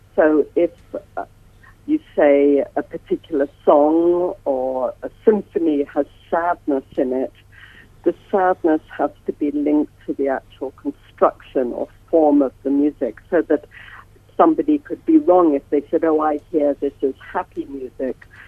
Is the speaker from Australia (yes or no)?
no; England, United Kingdom; accent: English; moved away as an adult; now in United States; I have an English accent. I've been in America for nearly 40 years